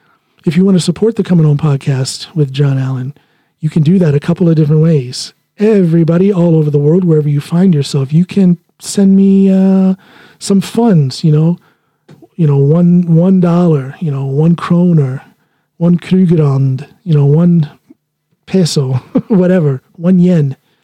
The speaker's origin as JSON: {"language": "English", "region": "Finnmark", "country": "Norway", "accent": "northern Norwegian dialect", "said": "I speak with primarily the northern dialect up in Finnmark. That's what I learned first."}